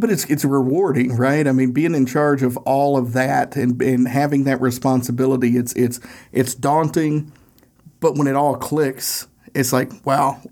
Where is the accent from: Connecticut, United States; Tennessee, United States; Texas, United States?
Tennessee, United States; Northeast; accent: Tennessee accent; We're both from Northeast Tennessee